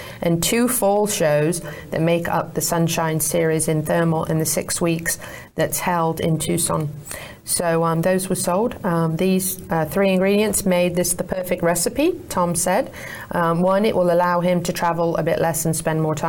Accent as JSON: {"language": "English", "country": "United Kingdom", "moved": "yes", "lives_now": "Ocala, United States", "said": "I'm a Brit"}